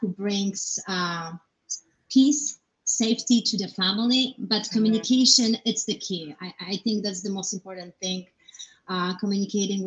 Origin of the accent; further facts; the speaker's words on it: Poland; now in United States; I grew up in Poland